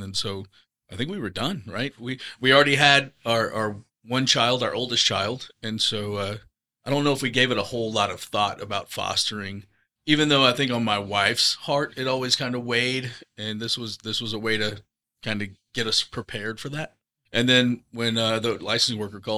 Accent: Texas, United States; moved away as an adult; also born or lived in Oklahoma; now in Kansas City, United States; So I grew up horses in Texas

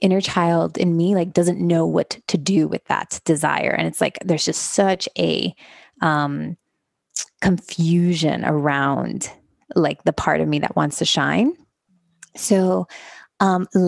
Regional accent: Miami, Florida, United States; moved away as an adult; also born or lived in Los Angeles; I grew up in Miami, Florida. I am the children of Cuban immigrants. So I was raised in a very Cuban traditional community

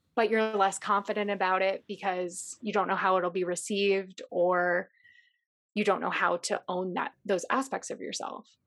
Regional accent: Chicago, Illinois, United States; I grew up in Chicago

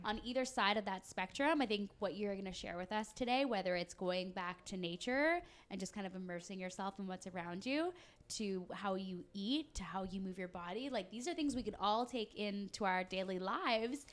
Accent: Canada; I'm a Canadian. I've lived in Canada my whole life

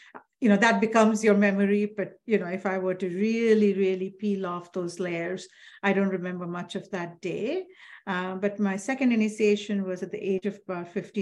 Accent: Assam, India; I am from India, from a state called Assam, which is in the northeastern side of India.

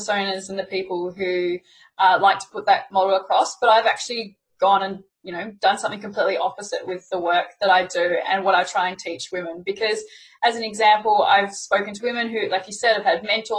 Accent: Melbourne, Victoria, Australia; accent: Aussie; I'm Australian with my Aussie accent

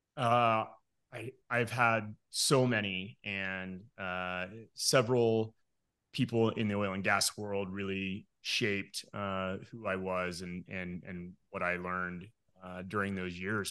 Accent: Midland, Texas, United States; moved away as an adult; also born or lived in Denver, Colorado; now in Morrison, Colorado, United States; I was born and raised in Midland, Texas

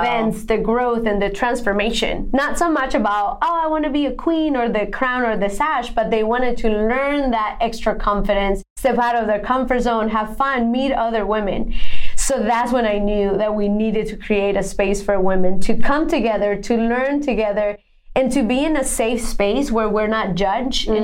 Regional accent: Bogotá, Bogotá Capital District, Colombia; English is a second language; moved away as an adult; now in United States; I was born and raised in Bogota, Colombia

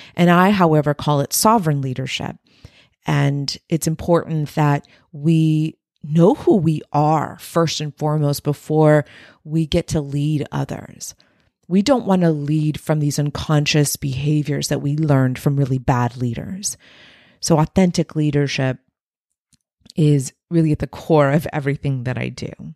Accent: Texas-Mexican border, United States; my subculture being raised on the Texas-Mexican border

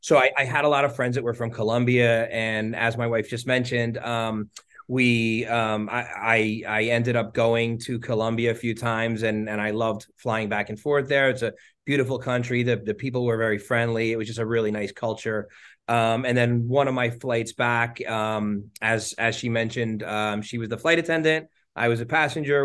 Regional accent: New Jersey, United States; I grew up in New Jersey, um, North Jersey, um, pretty much my whole life

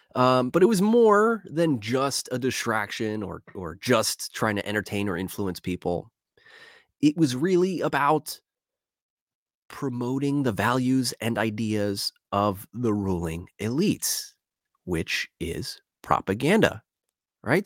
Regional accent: Philadelphia, Pennsylvania, United States; I'm from Philadelphia. I got two one five running in my blood.

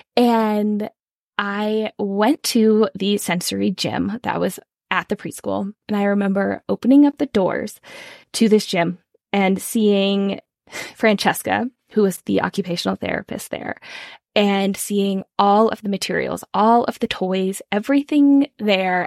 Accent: California, United States; now in Colorado, United States; I am originally from California, though now I live in Colorado

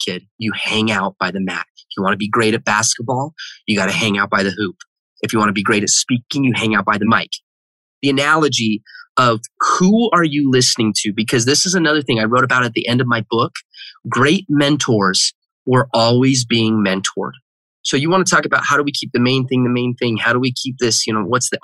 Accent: Heber City, Utah, United States; I grew up in Heber City, Utah

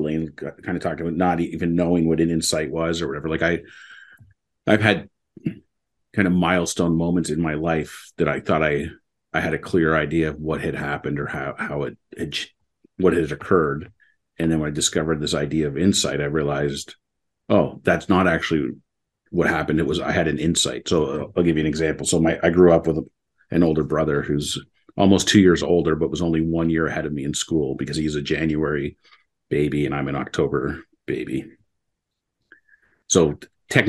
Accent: Mississauga, Ontario, Canada; also born or lived in Waterloo, Ontario; when I was going into grade 7, we moved from Mississauga to Waterloo

